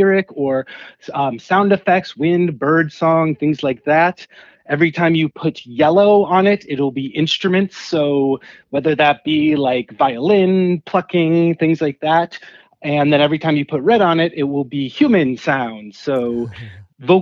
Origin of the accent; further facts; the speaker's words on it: Cleveland, Ohio, United States; now in Pittsburgh, United States; I'm based out of Pittsburgh, but I grew up in Cleveland